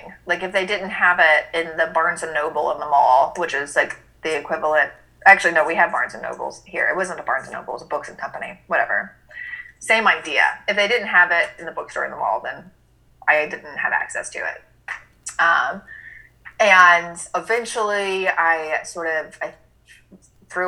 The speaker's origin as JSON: {"language": "English", "town": "Birmingham", "region": "Alabama", "country": "United States", "tie": "born or raised there", "said": "I grew up in Birmingham, Alabama, had to go to church every Sunday"}